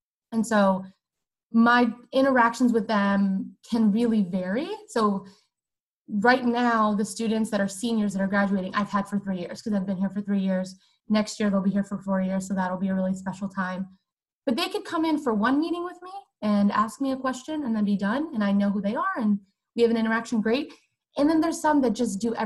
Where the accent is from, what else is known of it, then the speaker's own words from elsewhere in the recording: Weeki Wachee, Florida, United States; I am from the City of Live Mermaids, Wikiwachi, Florida